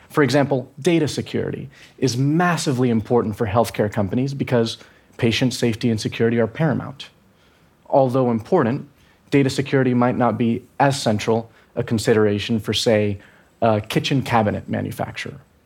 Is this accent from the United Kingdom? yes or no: no; Venezuela; I'm from Venezuela